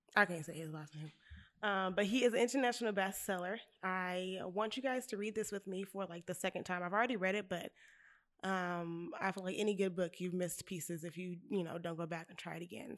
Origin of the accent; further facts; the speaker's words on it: Bakersfield, California, United States; I'm from Bakersfield